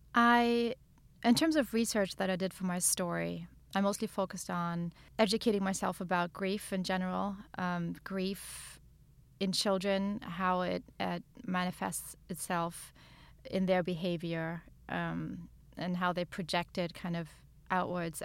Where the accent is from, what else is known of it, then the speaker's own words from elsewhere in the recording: Germany; moved away; where I grew up in Germany